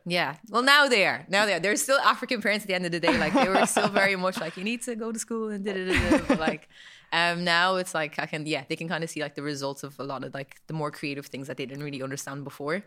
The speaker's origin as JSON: {"language": "English", "town": "Kildare", "region": "Leinster", "country": "Ireland", "tie": "born or raised there", "also_born_or_lived": "Monasterevin", "said": "I grew up in the best town in Ireland. Um, might be a little bit biased, but I am from Kildare."}